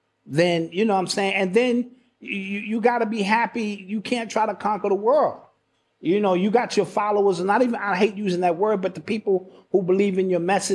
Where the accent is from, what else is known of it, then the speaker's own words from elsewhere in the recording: Brooklyn, New York, United States; You know, I'm from Brooklyn.